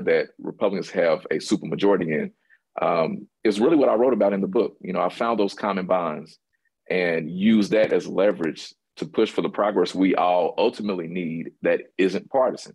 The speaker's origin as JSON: {"language": "English", "town": "Louisville", "region": "Kentucky", "country": "United States", "said": "I'm from the West End of Louisville, one of the more segregated cities in the country"}